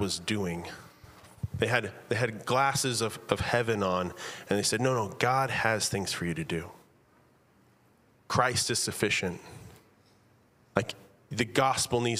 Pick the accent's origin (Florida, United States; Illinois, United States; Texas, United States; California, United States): Texas, United States; now in Virginia, United States; I am from Texas. We currently live in Virginia